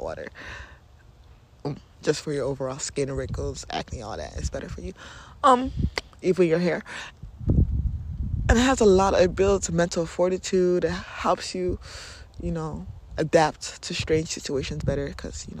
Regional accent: Nigeria; I am Nigerian

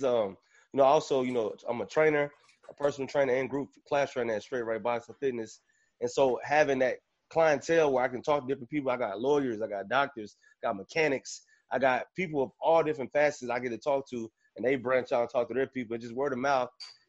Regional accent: Fort Worth, Texas, United States; moved away as an adult; also born or lived in Fayetteville, Arkansas; now in Northwest Arkansas, United States; So I'm from Fort Worth, Texas, born and raised originally, and I went to Arkansas on a scholarship, music scholarship, University of Arkansas, man.

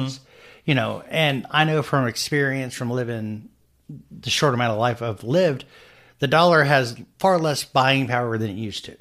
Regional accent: United States; we're modern American adults

